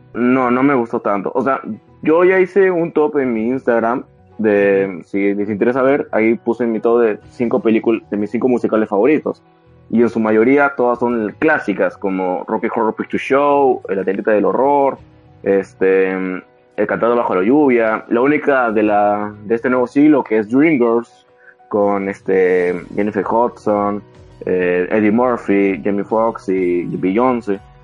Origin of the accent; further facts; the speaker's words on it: Peru; aquí en mi país